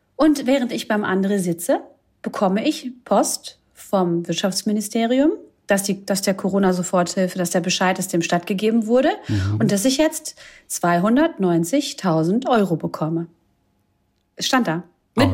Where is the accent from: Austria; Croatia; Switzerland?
Croatia; Ich bin Kroatin